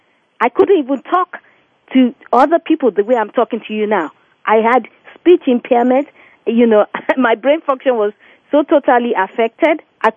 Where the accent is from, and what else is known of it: Nigeria; born or raised there; now in New Jersey, United States